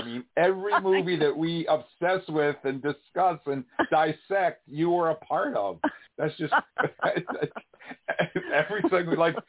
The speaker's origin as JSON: {"language": "English", "region": "New York", "country": "United States", "accent": "New York", "said": "I'm not from Vermont. I'm from New York, so I have that New York thing going on."}